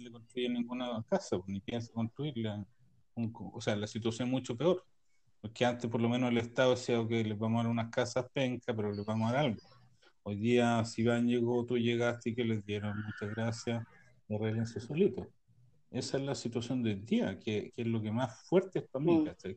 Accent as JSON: {"language": "Spanish", "country": "Chile", "moved": "yes", "lives_now": "Israel", "said": "como chileno"}